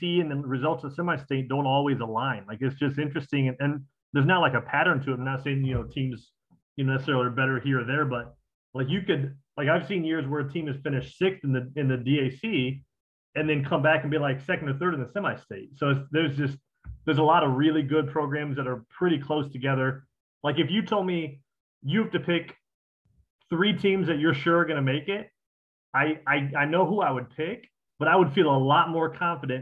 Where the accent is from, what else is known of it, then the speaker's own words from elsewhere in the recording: Fort Wayne, Indiana, United States; I'm from Fort Wayne